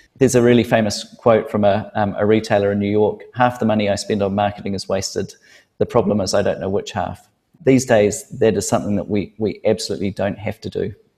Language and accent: English; New Zealand; I've gone into business and I'm a Kiwi and in New Zealand, we can be casual and casual is okay.